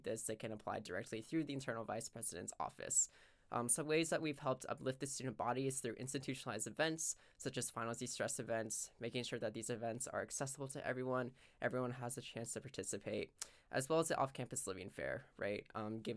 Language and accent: English; Sacramento, California, United States; I'm from Sacramento